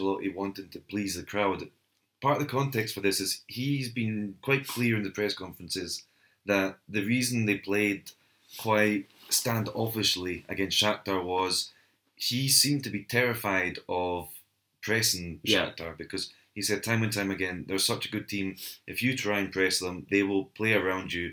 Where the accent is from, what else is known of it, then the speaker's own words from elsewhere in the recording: Scotland, United Kingdom; We're Canadian and a Scotsman